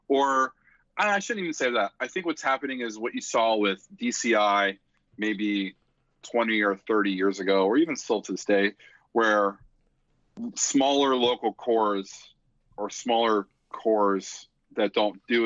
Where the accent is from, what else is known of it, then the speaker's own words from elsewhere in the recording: Philadelphia, Pennsylvania, United States; accent: Philly; my Philly accent